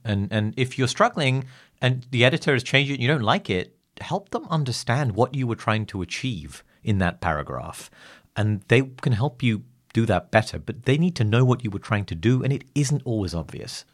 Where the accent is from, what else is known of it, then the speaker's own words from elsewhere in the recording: England, United Kingdom; I'm English